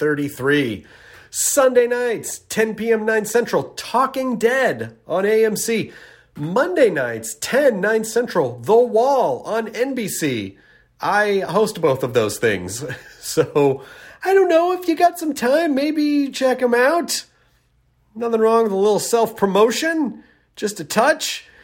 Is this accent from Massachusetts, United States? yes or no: yes; Boston, Massachusetts, United States; now in Los Angeles, United States; I'm a nerd from Boston living in Los Angeles. Two cities, one girl.